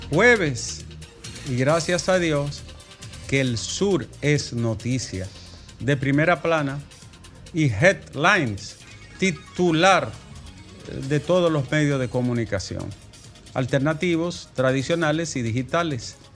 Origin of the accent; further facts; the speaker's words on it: Arroyo Toro, Dominican Republic; Yo, soy de Arroyo Toro Profundo